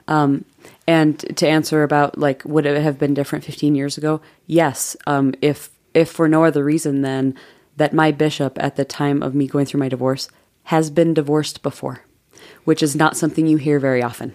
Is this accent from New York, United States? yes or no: yes; Jamestown, New York, United States; moved away as an adult; also born or lived in Provo, Utah; I grew up in Jamestown, New York.